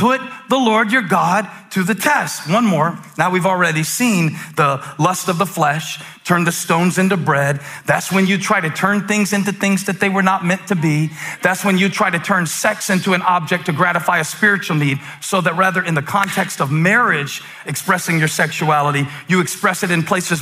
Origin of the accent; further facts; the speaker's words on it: the Carolinas, United States; I'm born and raised in the Carolinas, and I'm proud of where I'm from